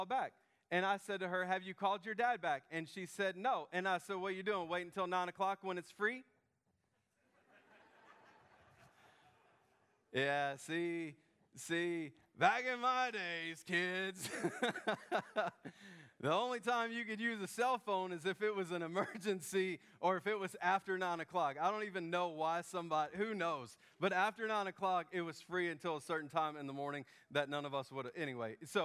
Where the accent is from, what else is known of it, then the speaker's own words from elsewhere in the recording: Memphis, Tennessee, United States; accent: Southern; I grew up in Memphis